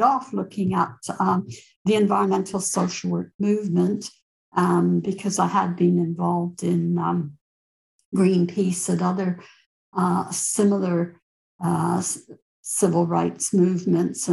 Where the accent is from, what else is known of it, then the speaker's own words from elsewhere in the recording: Canada; moved away; I'm originally a Canadian